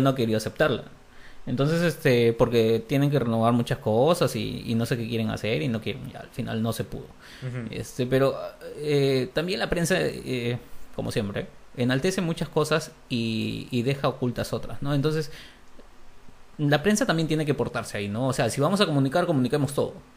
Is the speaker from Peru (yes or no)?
yes; Peru; en Perú estamos.